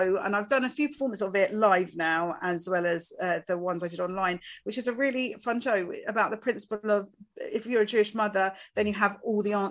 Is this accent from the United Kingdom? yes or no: yes; Essex, East of England, United Kingdom; being from Essex